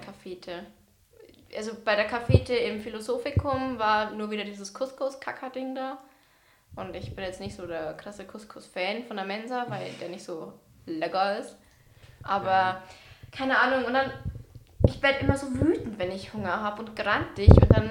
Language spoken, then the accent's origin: German; Bavaria, Germany; bei uns in Bayern.